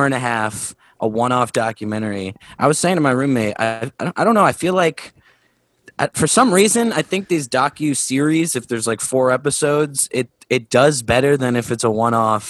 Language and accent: English; Chicago, Illinois, United States; as a Chicagoan